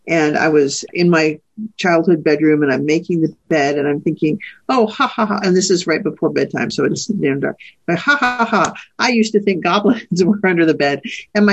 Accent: Idaho, United States; also born or lived in Texas (family) / various states in the West; I grew up in Idaho

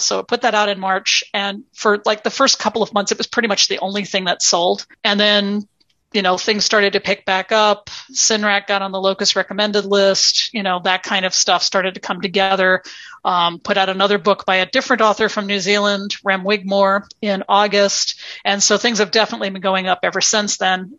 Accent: United States; now in Minneapolis, United States; as an American author

